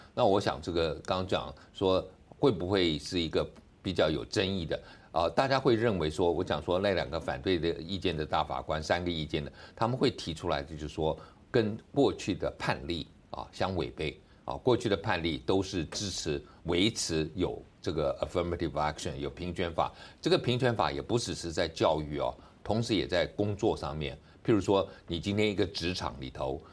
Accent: Taipei, Taiwan; 我是台北人

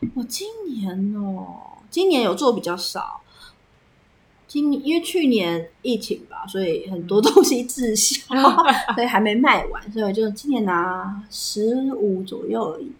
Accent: Taipei, Taiwan; also born or lived in Tainan; 我是台北人嗯。然后我是去台南读书

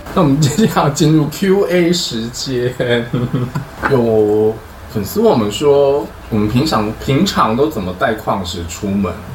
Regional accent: Chiayi, Chiayi City, Taiwan; moved away

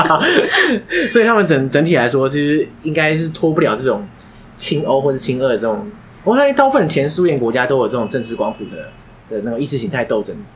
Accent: Taiwan; 身为台湾人

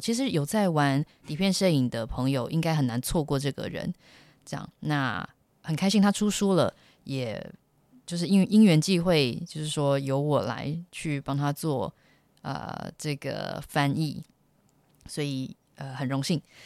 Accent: Taiwan; first language Chinese; moved away as an adult; also born or lived in United States; 十八年来你都是在，呃，台湾长大，那学习的语言就是中，你是中文做母语的

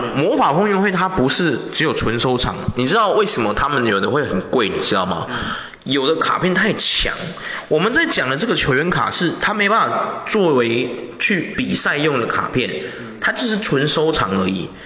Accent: Taiwan; 我们台湾人有个缺点

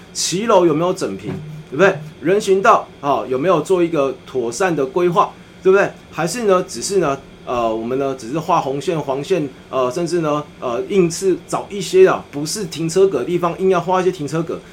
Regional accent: Tainan, Taiwan; 我们都是台南人

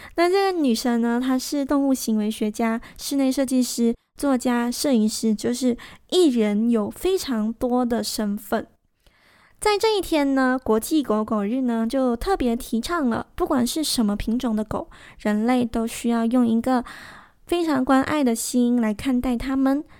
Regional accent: Malaysia; 我们马来西亚人没有办法参与

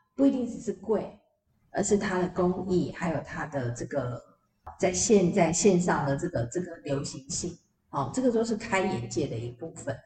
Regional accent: Yingge, New Taipei, Taiwan; 我们老家英歌

